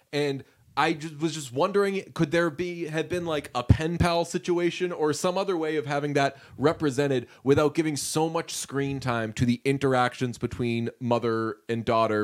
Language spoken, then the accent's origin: English; United States; as an American